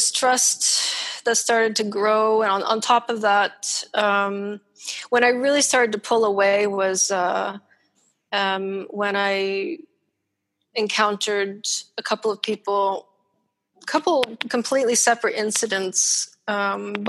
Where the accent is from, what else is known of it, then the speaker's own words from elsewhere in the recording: Ontario, Canada; moved away; I'm Canadian